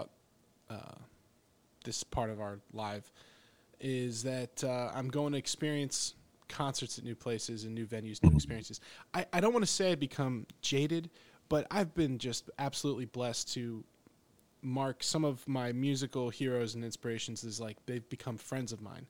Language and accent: English; Northeast, United States; moved away as an adult; now in Fort Worth, United States; Northeastern boy has to deal with the heat